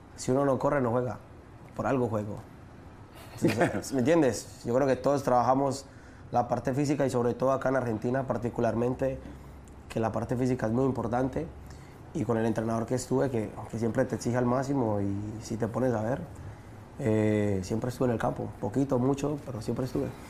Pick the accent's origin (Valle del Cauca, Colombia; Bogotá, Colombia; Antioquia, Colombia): Antioquia, Colombia; Medellín; moved away; Comuna 13 es realmente donde, donde yo nací, donde yo crecí